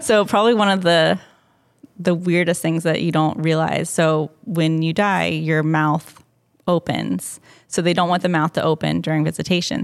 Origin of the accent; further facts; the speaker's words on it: Cumming, Georgia, United States; moved away; I grew up just north of Atlanta in Cumming, Georgia